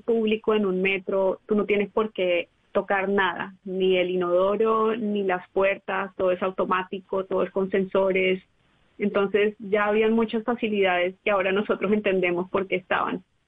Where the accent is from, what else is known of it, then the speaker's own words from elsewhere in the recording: Barranquilla, Atlántico, Colombia; moved away as an adult; also born or lived in United States; now in Tokyo, Japan; Yo soy barranquillera estadounidense